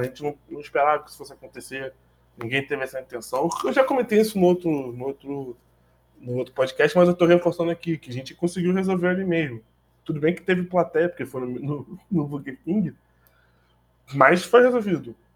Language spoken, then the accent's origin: Portuguese; Brazil; somos brasileiros